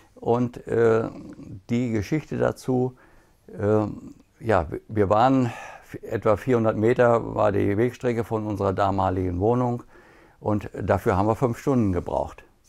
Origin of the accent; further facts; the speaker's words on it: Gütersloh, North Rhine-Westphalia, Germany; bei uns in Gütersloh